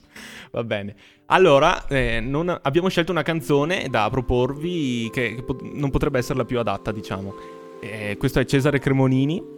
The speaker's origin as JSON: {"language": "Italian", "town": "Asiago", "region": "Veneto", "country": "Italy", "said": "del mio paese che è Asiago."}